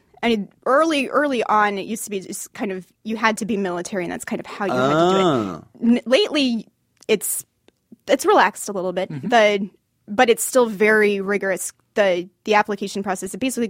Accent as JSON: {"language": "English", "region": "Michigan", "country": "United States", "tie": "born or raised there", "moved": "yes", "lives_now": "Los Angeles, United States", "said": "I grew up in Michigan."}